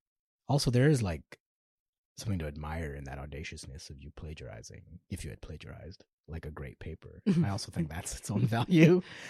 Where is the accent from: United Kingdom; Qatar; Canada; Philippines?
Canada; Toronto, Ontario; Growing up in North York, Georges Henry.